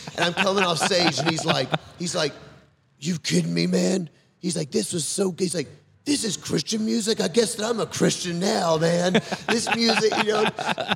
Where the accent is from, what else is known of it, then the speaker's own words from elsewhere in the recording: the South, United States; I'm from the South